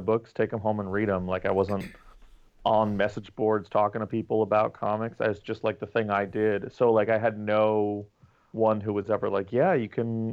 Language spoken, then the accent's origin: English; New York, United States; I was born in New York, lived here my whole life